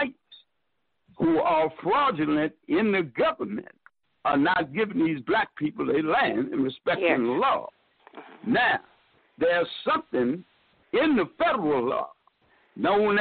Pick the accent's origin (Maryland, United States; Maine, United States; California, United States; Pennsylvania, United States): Maryland, United States; Baltimore; I'm somebody from Baltimore, Maryland.